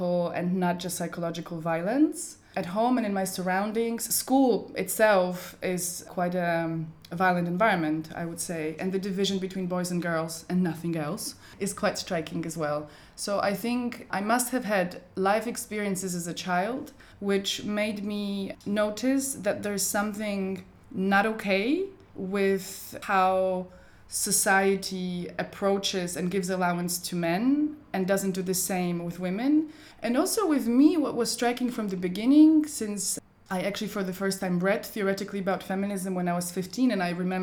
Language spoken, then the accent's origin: English; Poland; now in Berlin, Germany; it was a Polish history class because that's where I grew up in Poland